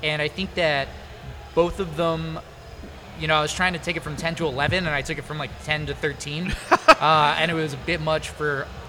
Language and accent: English; Mississippi, United States; but I grew up in Mississippi, so a little bit of a storytelling element there.